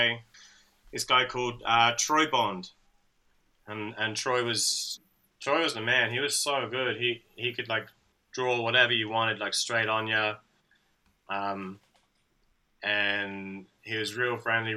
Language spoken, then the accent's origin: English; Taunton, South West England, United Kingdom; moved away as an adult; also born or lived in Perth, Australia; now in Sydney, Australia; I'm from a like small town in the southwest called Taunton